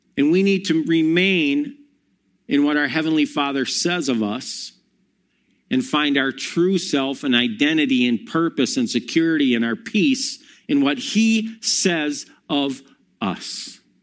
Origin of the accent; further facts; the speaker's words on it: Monona, Wisconsin, United States; also born or lived in Milwaukee; I grew up in Monona Grove and then moved to Milwaukee